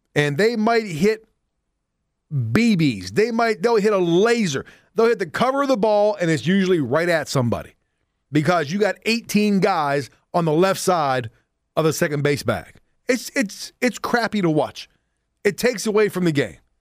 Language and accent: English; Pittsburgh, Pennsylvania, United States; growing up in Pittsburgh